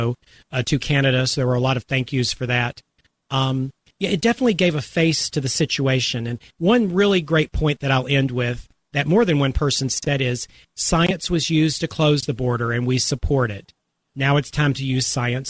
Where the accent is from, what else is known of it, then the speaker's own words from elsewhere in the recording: United States; we Americans